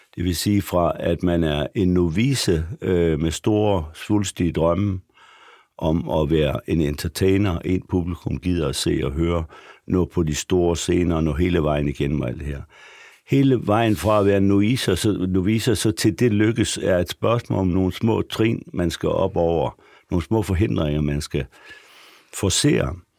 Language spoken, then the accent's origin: Danish; Frederikshavn, North Denmark Region, Denmark; moved away as an adult; also born or lived in Aarhus; nu kommer jeg fra Frederikshavn, som er en meget lang